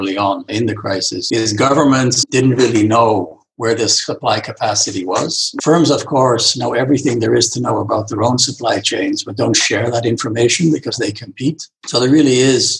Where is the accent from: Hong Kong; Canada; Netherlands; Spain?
Netherlands; moved away; also born or lived in Michigan; I'm from the Netherlands